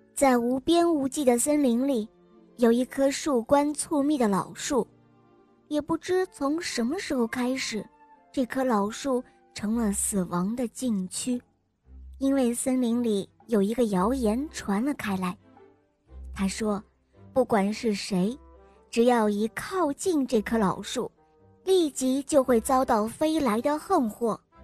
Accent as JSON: {"language": "Chinese", "town": "Harbin", "region": "Heilongjiang", "country": "China", "said": "我六岁了，我来自美丽的哈尔滨"}